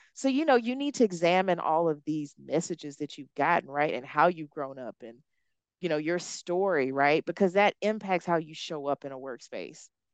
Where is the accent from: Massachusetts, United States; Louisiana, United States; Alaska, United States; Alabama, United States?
Alabama, United States; Hueytown; accent: Southern; moved away as an adult; also born or lived in Africa; I grew up in Hueytown, Alabama. It's a suburb of Birmingham.